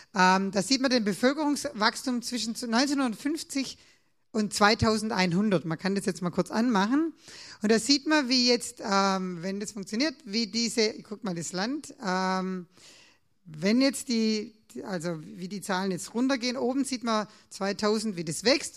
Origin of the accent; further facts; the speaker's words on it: Swabia, Germany; Als Schwabe